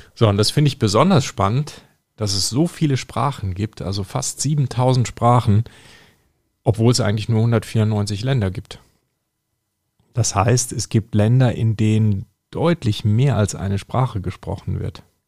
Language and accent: German; North Rhine-Westphalia, Germany; da wo ich aufgewachsen bin, am, am, Niederrhein